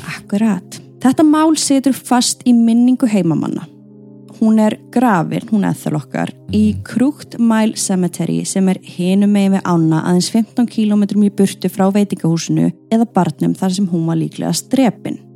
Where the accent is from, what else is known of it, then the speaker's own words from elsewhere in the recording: Iceland; við Íslendingar